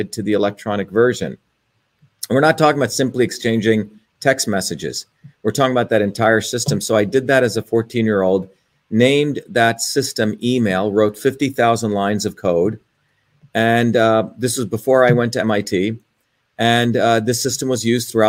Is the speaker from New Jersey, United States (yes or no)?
yes; New Jersey, United States; also born or lived in India; now in Cambridge, Massachusetts, United States; I grew up in New Jersey when I was 7 years old. I came here from India.